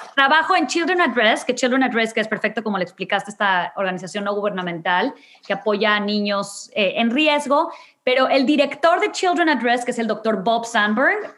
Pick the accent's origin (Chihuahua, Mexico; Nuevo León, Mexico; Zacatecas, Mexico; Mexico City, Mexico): Nuevo León, Mexico; Monterrey; moved away as an adult; now in Houston, United States; tuve la fortuna de nacer en una familia en Monterrey en donde nunca me faltó nada